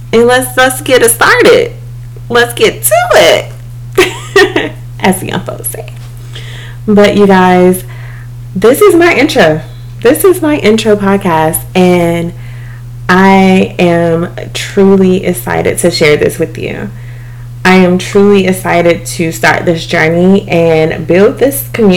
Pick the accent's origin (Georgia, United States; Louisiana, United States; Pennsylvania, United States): Georgia, United States; East Dublin; moved away as an adult; now in Atlanta, United States; I am originally from South Georgia, East Dublin to be exact